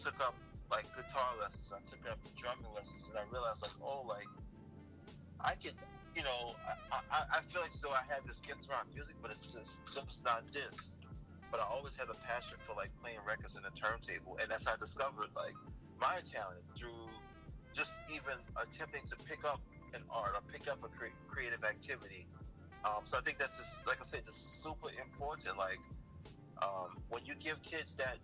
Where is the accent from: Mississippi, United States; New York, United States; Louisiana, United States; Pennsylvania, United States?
Louisiana, United States; New Orleans; I grew up in New Orleans where there was art all around me